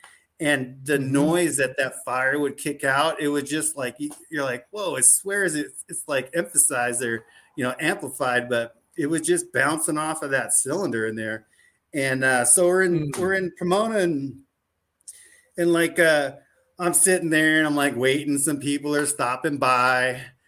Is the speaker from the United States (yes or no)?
no; Germany; born there; we're a military family, and we just happened to be over there, and I was born in Germany, and I got a little Oma that, you know, I had a real strong accent growing up, and so we're German.